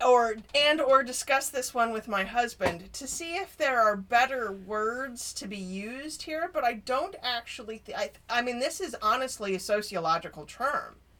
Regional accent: Denver, Colorado, United States; I grew up in Denver, so I was still in the height of busing

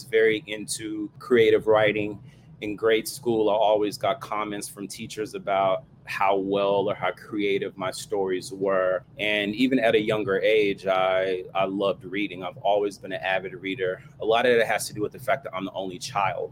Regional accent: Fort Worth, Texas, United States; now in Maryland, United States; Coming from the South, I'm originally from Fort Worth, Texas

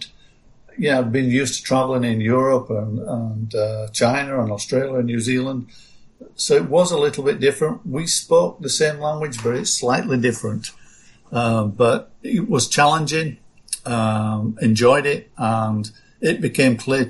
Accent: Yorkshire and the Humber, United Kingdom; I grew up in Yorkshire, England, in an area that was dominated by textiles

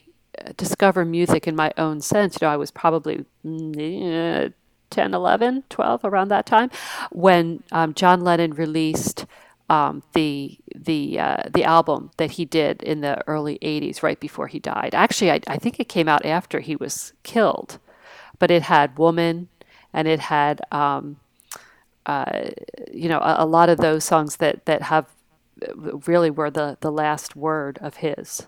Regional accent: Northeast, United States; moved away; also born or lived in California; I grew up in the Northeast

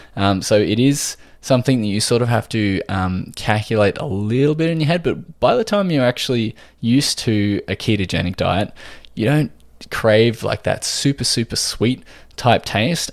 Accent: Australia

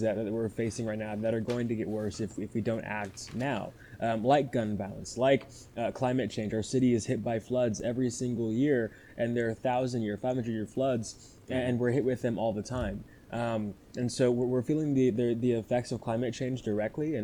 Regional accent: Houston, Texas, United States; from Houston, Texas, 18 years old

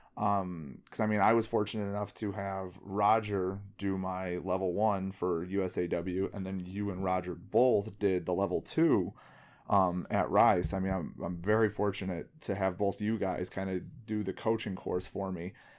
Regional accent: Bridgeview, Illinois, United States; I grew up in Bridgeview.

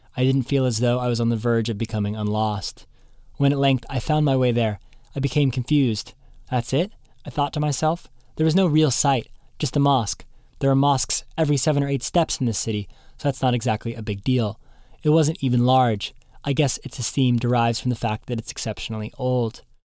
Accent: Seattle, Washington, United States; I'm from Seattle

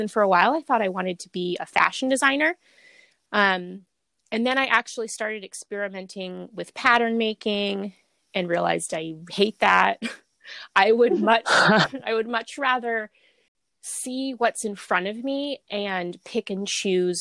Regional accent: Bellingham, Washington, United States; born or raised there; also born or lived in Portland, Oregon

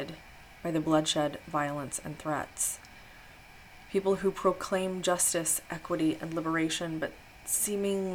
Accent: Midwest, United States; I grew up in the Midwest and was raised Christian

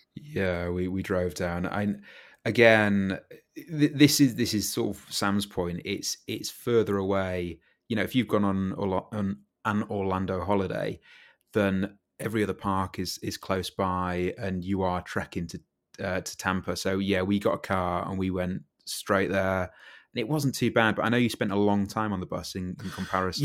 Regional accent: United Kingdom; as a Brit

